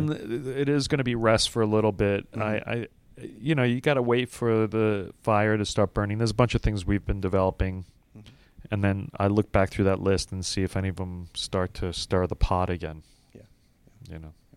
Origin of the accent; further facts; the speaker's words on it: New York City, New York, United States; I was from Brooklyn.